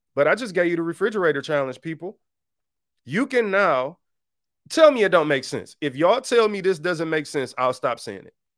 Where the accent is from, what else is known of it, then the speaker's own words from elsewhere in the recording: Detroit, Michigan, United States; I grew up on Seven Mile in Detroit.